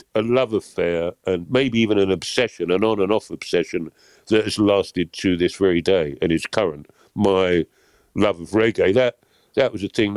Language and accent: English; London, United Kingdom; I grew up in Camberwell and Peckham